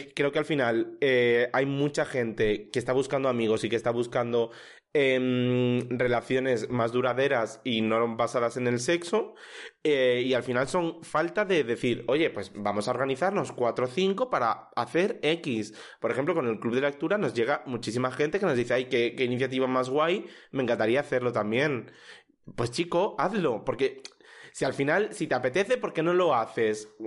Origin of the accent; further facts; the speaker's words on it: El Puerto de Santa María, Andalusia, Spain; now in Madrid, Spain; en mi pueblo, que sí que es mucho más pequeño